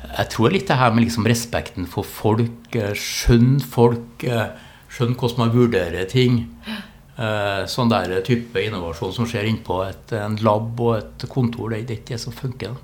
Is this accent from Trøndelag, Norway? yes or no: yes; Trondheim, Trøndelag, Norway; moved away as an adult; also born or lived in Tromsø; Jeg Vokste opp på Byåsen, Halset